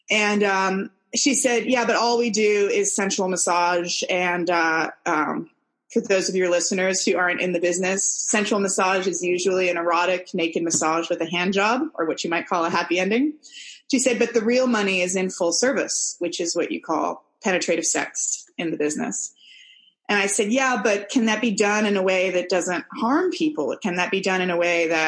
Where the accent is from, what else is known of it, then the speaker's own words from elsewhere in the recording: San Francisco, California, United States; moved away as an adult; now in New Zealand; I'm American. I'm from San Francisco, and I moved to New Zealand about 11 years ago